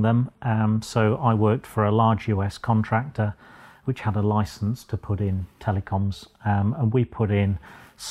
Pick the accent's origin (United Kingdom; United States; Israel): United Kingdom; Boston, East Midlands; also born or lived in Sheffield; I was born and bred in Boston, just down the road.